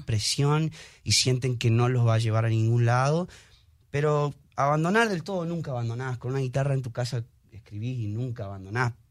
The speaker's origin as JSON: {"language": "Spanish", "country": "Argentina", "tie": "born or raised there", "moved": "yes", "lives_now": "Houston, United States", "said": "nazco aquí, pero me voy de muy chico a Sudamérica, a Argentina."}